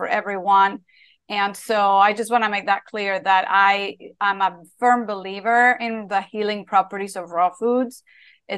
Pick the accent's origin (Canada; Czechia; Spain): Spain; when I was a little girl growing up in Spain